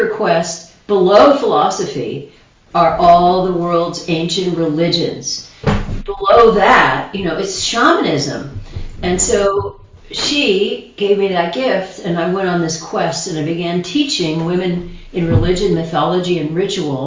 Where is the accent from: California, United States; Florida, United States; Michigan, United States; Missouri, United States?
Michigan, United States; Grand Rapids; I was born in Michigan